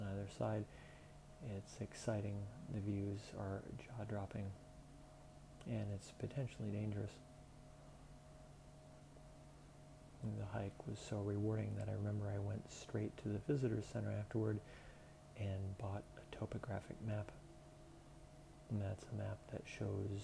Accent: Southwest Florida, United States; moved away as an adult; the town where I grew up in Southwest Florida

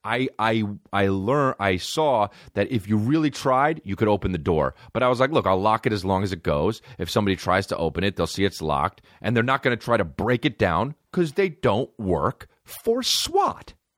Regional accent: Los Angeles, California, United States; I'm from L A.

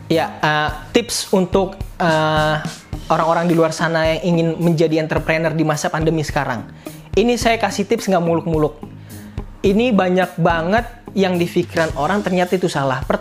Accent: Slipi, Jakarta, Indonesia; sedangkan nih saya warga asli Sleepy

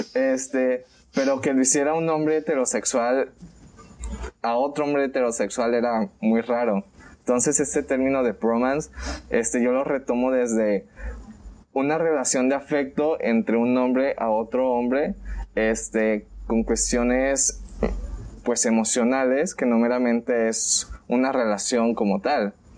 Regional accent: Colima, Mexico; también soy de Colima

